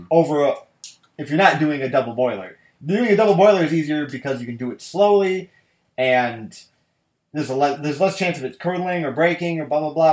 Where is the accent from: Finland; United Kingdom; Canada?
United Kingdom; Malt vinegar is my favorite vinegar overall because I'm British.